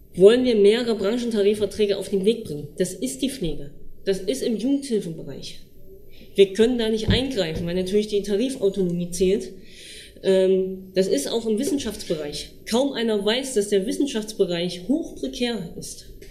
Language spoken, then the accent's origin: German; Thuringia, Germany; bei uns in Thüringen